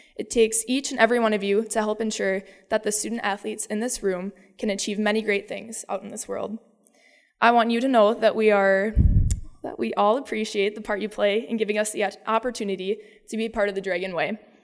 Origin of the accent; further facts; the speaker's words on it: Dover-Eyota, Minnesota, United States; I am from Iota, Minnesota